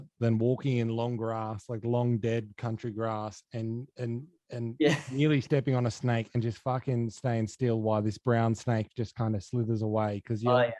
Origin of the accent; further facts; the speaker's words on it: Dubbo, New South Wales, Australia; now in Sydney, Australia; I'm from Dubbo. So before I moved down to Sydney, I moved down from the bush.